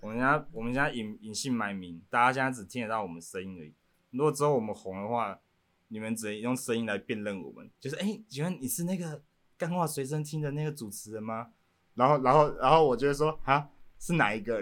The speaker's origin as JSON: {"language": "Chinese", "town": "Banqiao", "region": "New Taipei", "country": "Taiwan", "said": "一个从板桥来的少年"}